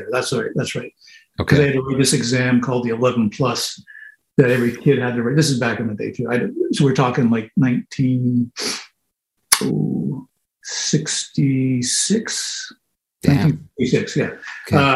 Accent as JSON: {"language": "English", "town": "Montreal", "region": "Quebec", "country": "Canada", "tie": "born there", "also_born_or_lived": "Ottawa / Malvern, England / Sardinia", "said": "And I was born in Montreal, and then we moved to like Mont Apica, Centralia, Clinton."}